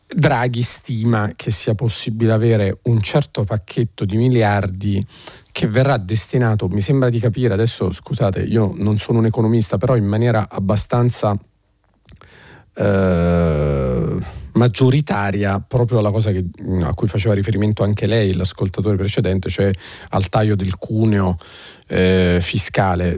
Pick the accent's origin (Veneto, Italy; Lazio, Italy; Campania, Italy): Campania, Italy; Naples; da napoletano